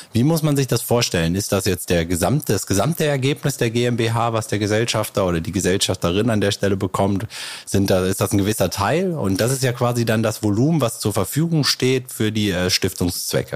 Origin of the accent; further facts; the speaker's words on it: Neukirchen-Vluyn, North Rhine-Westphalia, Germany; ich komme ja auch aus Neukirchen Flühen